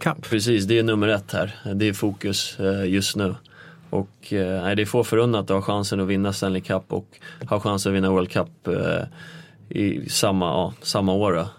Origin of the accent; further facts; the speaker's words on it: Nykvarn, Stockholm County, Sweden; moved away as an adult; also born or lived in North America; now in Stockholm, Sweden; jag är ju egentligen en liten by utanför Nykvarn som heter Sundsvik. Eh, ute på landet växte jag upp.